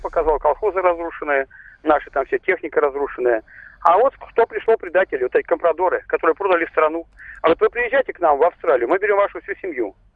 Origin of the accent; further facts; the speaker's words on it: Moscow, Russia; also born or lived in Tula Oblast; now in Moscow Oblast, Russia; я живу, я родился, вообще-то я москвич, живу в Подмосковье